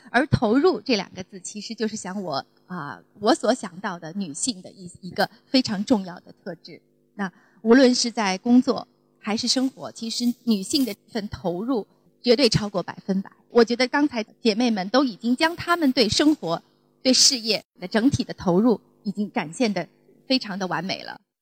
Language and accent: Chinese; China; 我们中国人